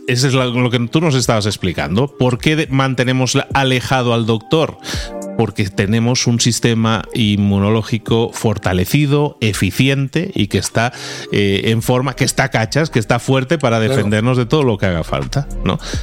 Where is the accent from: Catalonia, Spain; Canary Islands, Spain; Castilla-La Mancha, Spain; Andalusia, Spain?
Catalonia, Spain; Barcelona; moved away; tú y yo, como somos de Barcelona, hemos pasado muchos años de nuestra vida en Barcelona